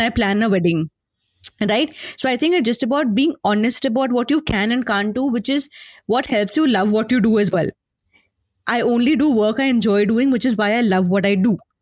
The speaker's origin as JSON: {"language": "English", "town": "Lucknow", "region": "Uttar Pradesh", "country": "India", "tie": "born or raised there", "said": "I grew up in Lucknow"}